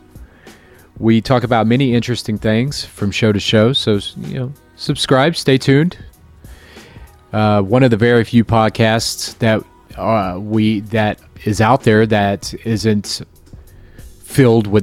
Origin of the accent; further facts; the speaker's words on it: Florida, United States; now in Chicago, United States; I'm from Florida